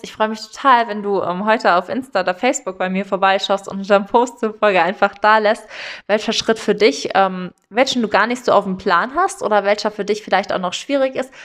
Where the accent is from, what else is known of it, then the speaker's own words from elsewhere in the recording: Eifel, Rhineland-Palatinate, Germany; ich komme ja aus der Eifel